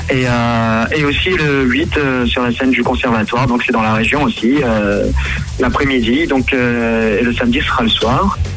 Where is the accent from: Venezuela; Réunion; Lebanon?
Réunion; now in Nancy, France; je suis originaire de l'île de la Réunion.